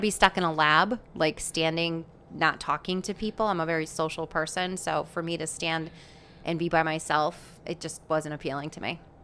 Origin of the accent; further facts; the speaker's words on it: Chaplin, Connecticut, United States; I was born and raised in Chaplin, Connecticut